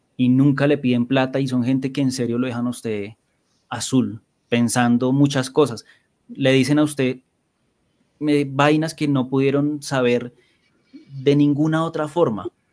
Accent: Bogotá, Colombia; crecí en Bosa

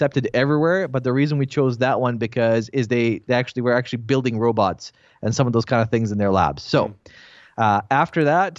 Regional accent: Bosnia & Herzegovina; English is a second language; now in Canada; So, I'm originally from Bosnia. Then I'm Croatian, so there's a whole bunch of stuff there that happened. So, because of the war, we left and we immigrated to Canada.

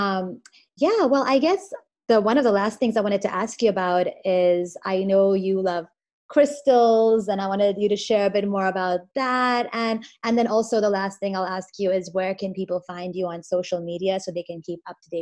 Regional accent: India; I'm Indian

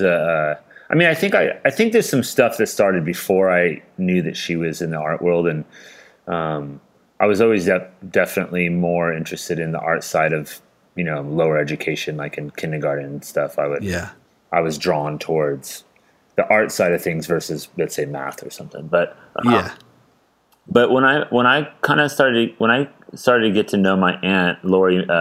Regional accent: Carmel, California, United States; also born or lived in San Francisco, United States; I grew up in Northern California. I was born in it's called Monterey Peninsula, and I was born in Carmel, and then grew up in that area

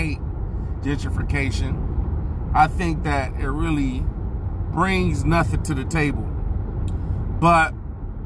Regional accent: Inglewood, California, United States; people from Inglewood, we say we from Inglewood. We don't really say we're from Los Angeles

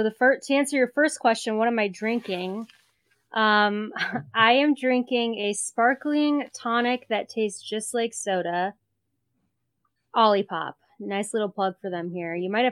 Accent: St. Louis, Missouri, United States; moved away; I was born and raised in St. Louis. I don't live there anymore

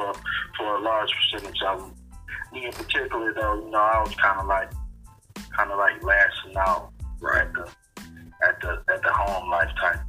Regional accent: Detroit, Michigan, United States; As you know, man, I grew up in Detroit on the east side.

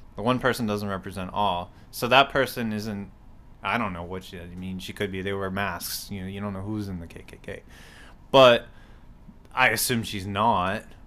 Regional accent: Kennebunkport, Maine, United States; moved away as an adult; also born or lived in Winchester, Virginia / Fairfax, Virginia / Manassas, Virginia / Pennsylvania; now in Baltimore, United States; I'm not from here either. I'm from Maine

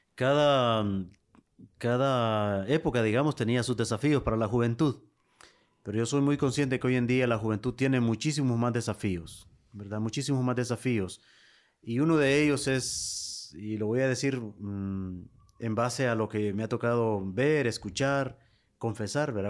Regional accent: Lepaterique, Francisco Morazán, Honduras; mi pueblo, en Lepaterí

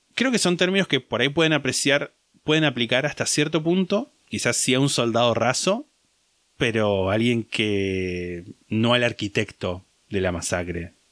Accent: Argentina

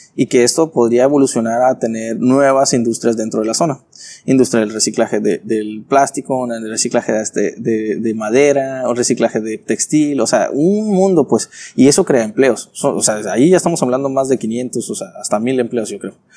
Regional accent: Tijuana, Baja California, Mexico; also born or lived in Ensenada; Originario soy de Tijuana.

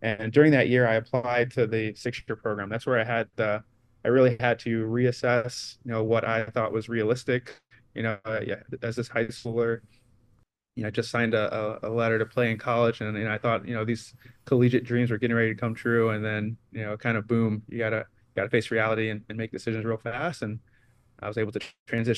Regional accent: St. Louis, Missouri, United States; moved away as an adult; also born or lived in New Zealand; I grew up here in St. Louis

